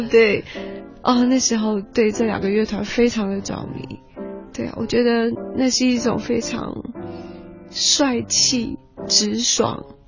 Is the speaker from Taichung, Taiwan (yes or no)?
no; Alishan, Chiayi County, Taiwan; 因为我是在阿里山长大的小孩